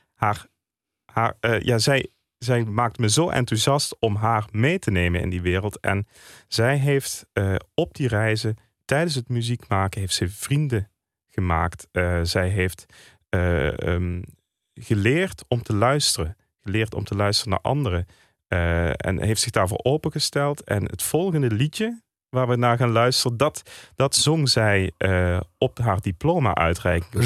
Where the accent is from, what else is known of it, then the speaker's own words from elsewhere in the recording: Landgraaf, Limburg, Netherlands; Ik kom uit Landgraaf.